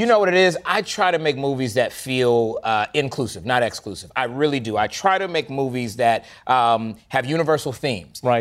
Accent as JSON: {"language": "English", "region": "Florida", "country": "United States", "tie": "born or raised there", "moved": "yes", "lives_now": "Atlanta, United States", "said": "I was raised in the South, I grew up in Florida"}